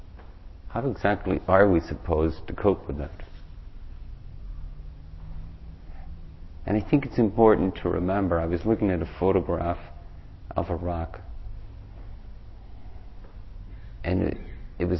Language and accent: English; Ireland; moved away; I grew up in Ireland and I've gone back there to try to promote peace